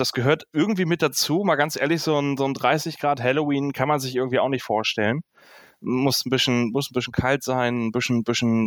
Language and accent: German; Northern Germany, Germany; ich, ich komme aus dem Norden.